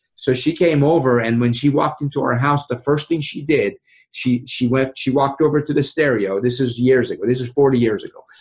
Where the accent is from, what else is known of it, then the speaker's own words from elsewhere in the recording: Iran; now in Frederick, United States; growing up in Iran